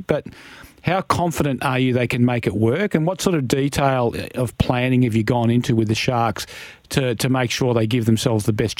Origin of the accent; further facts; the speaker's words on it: Shire of West Arthur, Western Australia, Australia; when I was growing up in the Shire of West Arthur, the Shire of West Arthur had a population of around 1,400